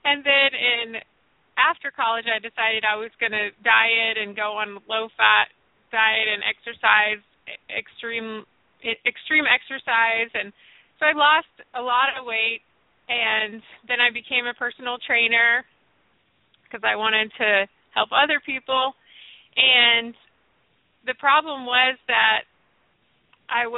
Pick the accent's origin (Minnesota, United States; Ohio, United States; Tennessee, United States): Tennessee, United States; Nashville; So I grew up in the South. I'm from Nashville originally